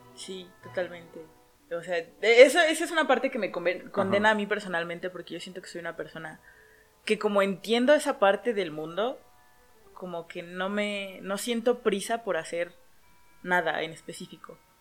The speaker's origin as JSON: {"language": "Spanish", "country": "Mexico", "said": "aquí en la cultura mexicana tengamos el, Día de Muertos"}